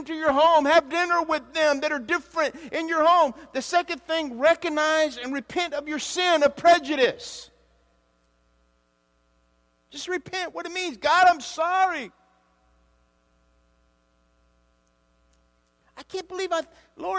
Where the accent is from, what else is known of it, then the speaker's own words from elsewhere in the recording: Louisiana, United States; moved away; also born or lived in Olympia, Washington; I am from Louisiana